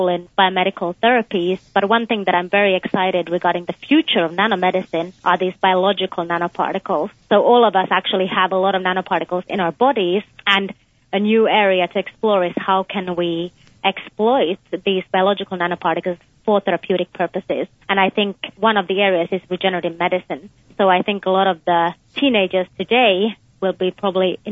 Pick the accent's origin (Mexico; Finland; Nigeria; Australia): Finland; moved away as an adult; also born or lived in United Kingdom / Texas, United States; now in United States; I was born in Finland, but I also spent some of my childhood in the UK.